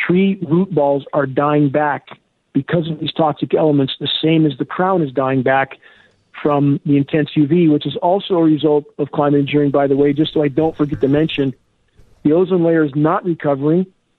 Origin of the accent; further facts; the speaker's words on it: San Gabriel Mountains, California, United States; I grew up in snow in the San Gabriel Mountains.